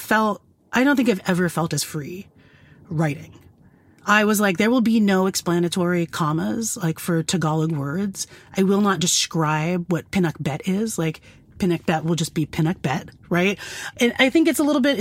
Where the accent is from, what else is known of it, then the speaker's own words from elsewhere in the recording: United States; I've spent my whole life growing up in America